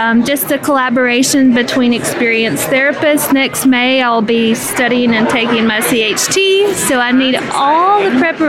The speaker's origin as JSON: {"language": "English", "town": "Bristol", "region": "Tennessee", "country": "United States", "said": "I'm from Bristol, Tennessee."}